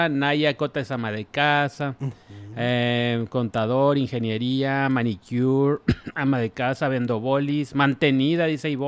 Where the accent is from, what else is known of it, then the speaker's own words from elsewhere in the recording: Mexico; Y aquí en México, pues sí hay, pero pues lo que más hay somos mexicanos. Sí, sí, sí. Bueno, todos somos mexicanos